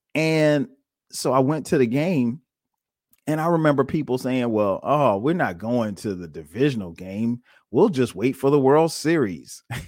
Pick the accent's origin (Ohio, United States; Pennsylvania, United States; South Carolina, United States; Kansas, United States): South Carolina, United States; Florence; moved away as an adult; now in Atlanta, United States; I'm originally from Florence, South Carolina. Went to school in South Carolina, went to college at South Carolina State.